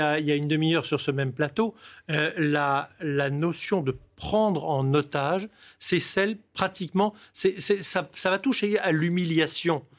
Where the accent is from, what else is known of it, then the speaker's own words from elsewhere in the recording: Nice, Provence-Alpes-Côte d'Azur, France; j'étais à Nice, je suis niçois